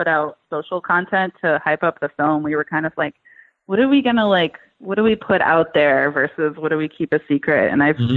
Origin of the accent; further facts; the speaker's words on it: New Hampshire, United States; moved away; I'm originally from New Hampshire